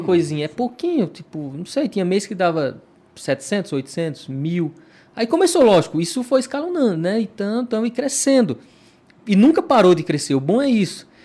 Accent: Petrolina, Pernambuco, Brazil; also born or lived in Cabrobó, Pernambuco; eu sou um cara que morei em Petrolina na minha infância né? E aí, numa, na adolescência, fui para Cabrobó

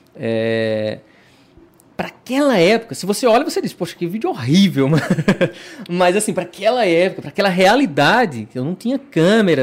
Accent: Petrolina, Pernambuco, Brazil; also born or lived in Cabrobó, Pernambuco; eu sou um cara que morei em Petrolina na minha infância né? E aí, numa, na adolescência, fui para Cabrobó

